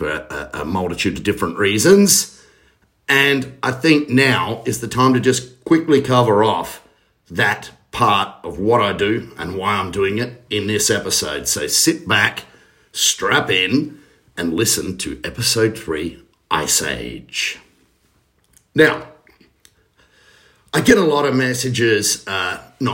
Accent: Australia; being an Australian

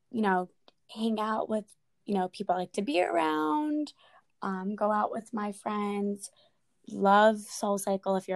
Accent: New Jersey, United States; I'm currently 22 years old. Um, me and Sam have been friends for years since we were kids. So, so long. so long ago. Um, we're from New

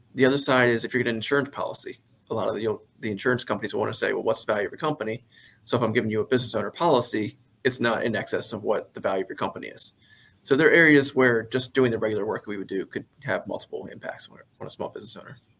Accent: Carroll County, Maryland, United States; I am from Maryland. Uh, I grew up in the Carroll County area originally.

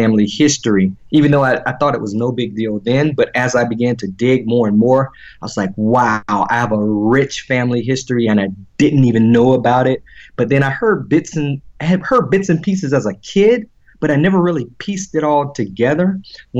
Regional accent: Orange Mills, Florida, United States; born or raised there; moved away as an adult; now in Dallas, United States

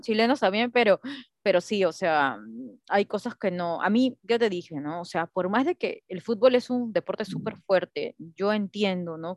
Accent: Peru; soy peruana

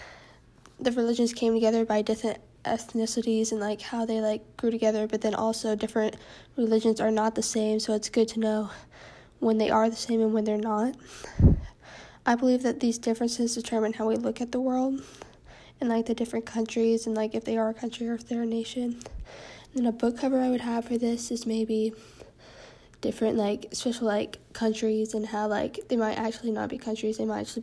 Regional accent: Texas, United States; I'm from Texas

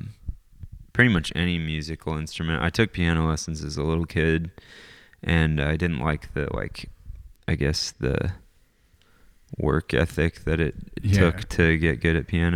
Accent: Canada; also born or lived in North Carolina; now in Bellingham, United States; originally I'm Canadian

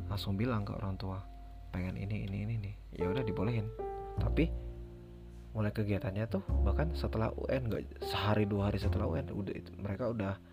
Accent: Sumatra, Indonesia; kita orang Sumatera ngobrol sama Jawa pasti rada keras dong

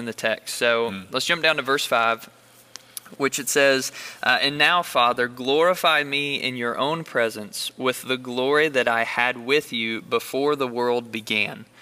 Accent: Bullitt County, Kentucky, United States; I'm from Bullitt County

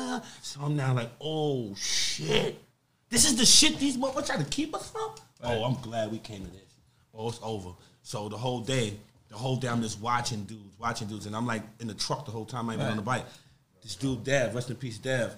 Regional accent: New York City, New York, United States; I'm from Harlem

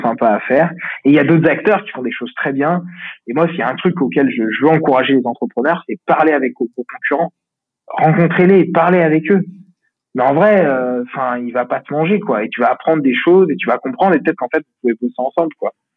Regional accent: Lyon, Auvergne-Rhône-Alpes, France; je suis de Lyon

